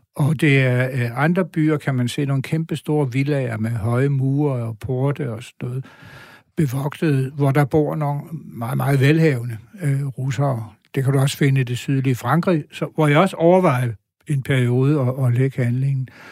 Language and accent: Danish; Bogense, Southern Denmark, Denmark; moved away; Bogense er min barndomsby.